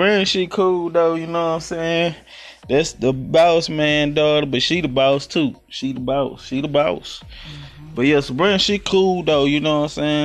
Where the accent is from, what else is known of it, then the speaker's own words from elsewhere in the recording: Louisiana, United States; now in Houston, United States; I'm from Louisiana, let's get it right, 318